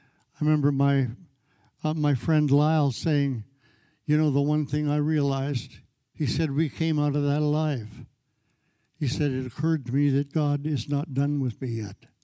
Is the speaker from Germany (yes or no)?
no; Canada; I grew up in Canada